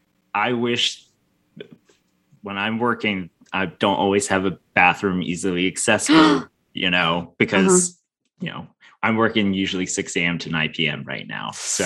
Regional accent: Southern New Jersey near Camden, United States; also born or lived in Connecticut; now in Harrisburg, United States; I'm originally from Southern New Jersey near Camden.

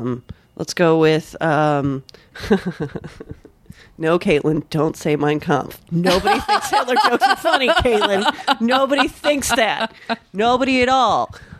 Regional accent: Scotland, United Kingdom; I mean, I'm a Scot

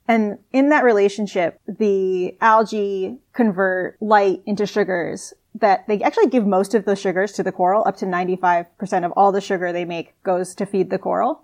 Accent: Albuquerque, New Mexico, United States; moved away as an adult; now in Sydney, Australia; I actually grew up in Albuquerque, New Mexico, really far away from the ocean.

